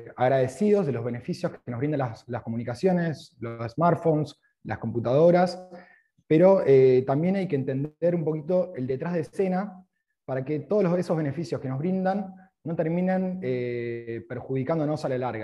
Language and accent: Spanish; Rosario, Santa Fe, Argentina; also born or lived in Australia; Cuando llego aquí a Argentina, a Rosario, yo soy de Rosario